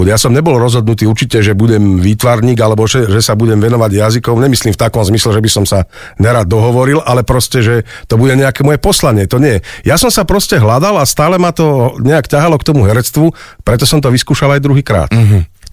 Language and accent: Slovak; Jablonica, Trnava Region, Slovakia; also born or lived in Myjava; Áno, tak ja pochádzam z Jablonice, tam aj teda žijem, ale narodil som sa na Mijave, čiže e, vlastne áno, je to moje rodisko